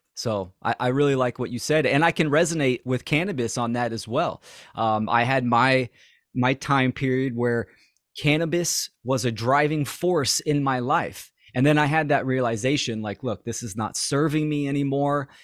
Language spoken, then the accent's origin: English; Bay Area, California, United States; I'm from, born and raised in the Bay Area